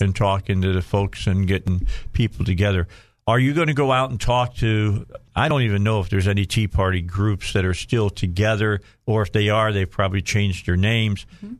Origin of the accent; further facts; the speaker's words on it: outside of Chicago, Illinois, United States; now in Arkansas, United States; I grew up outside of Chicago.